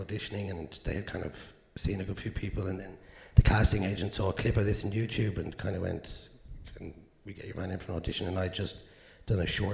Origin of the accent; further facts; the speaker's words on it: Dublin, Leinster, Ireland; I'm from South Dublin